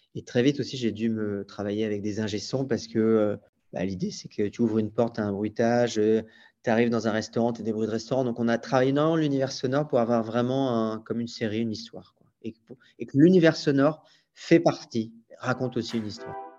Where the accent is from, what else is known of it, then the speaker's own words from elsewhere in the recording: Brittany, France; moved away; also born or lived in Paris / London / Brazil; je suis breton et, je le dis à chaque fois, mais je suis breton